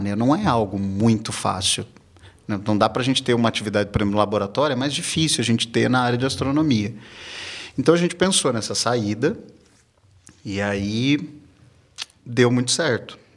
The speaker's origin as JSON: {"language": "Portuguese", "region": "south of Minas Gerais", "country": "Brazil", "tie": "born or raised there", "moved": "yes", "lives_now": "São Paulo, Brazil", "said": "Eu nasci numa cidade que fica no sul de Minas. Eu não sou daqui de São Paulo."}